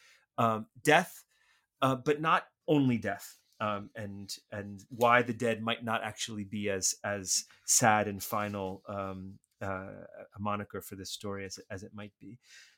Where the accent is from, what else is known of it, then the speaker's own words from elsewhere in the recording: Washington, District of Columbia, United States; I remember growing up in Washington, D.C.